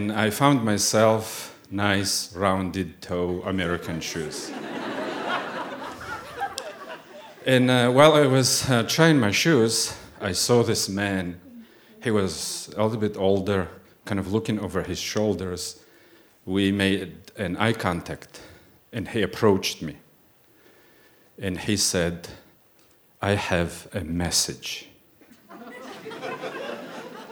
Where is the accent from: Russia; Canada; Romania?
Russia; accent: weird accent; English is a second language; moved away as an adult; now in United States; I'm a Muslim from Russia